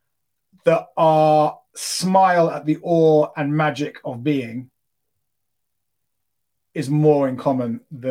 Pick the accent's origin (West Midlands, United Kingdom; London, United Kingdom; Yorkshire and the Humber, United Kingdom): London, United Kingdom; moved away as an adult; now in Los Angeles, United States; I grew up in London, which is probably the most secular city you could imagine living